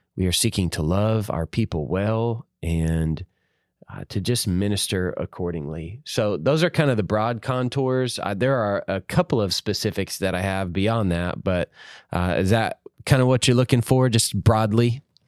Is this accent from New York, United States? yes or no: no; Georgia, United States; moved away as an adult; now in Savannah, Tennessee, United States; I'm from Georgia